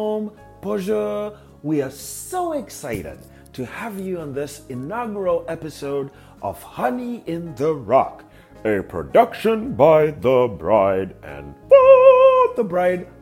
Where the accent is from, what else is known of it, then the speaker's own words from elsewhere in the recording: Zimbabwe; moved away as an adult; also born or lived in Indiana, United States / Dallas, Texas, United States; now in Minnesota, United States; I was born in Zimbabwe and moved to the US in 2012